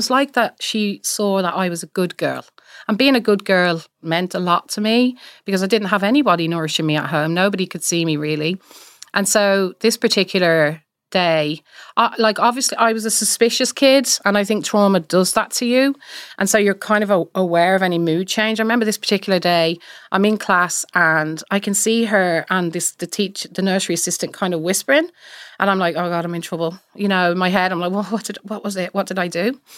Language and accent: English; Ireland; I'm from Ireland as well.